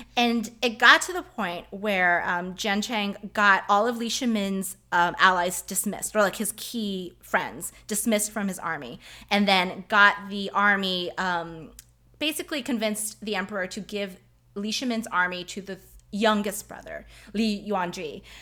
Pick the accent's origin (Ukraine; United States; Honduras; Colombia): United States; I am Chinese American